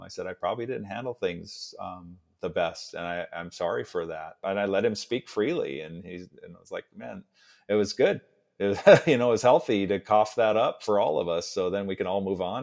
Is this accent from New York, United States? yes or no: no; Seattle, Washington, United States; also born or lived in New Orleans, United States; that's where I was born in New Orleans. And then he moved us up to Seattle